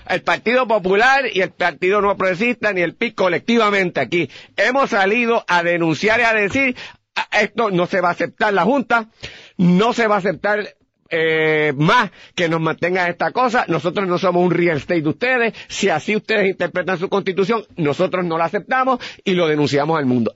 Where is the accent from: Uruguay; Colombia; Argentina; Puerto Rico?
Puerto Rico; nosotros como puertorriqueños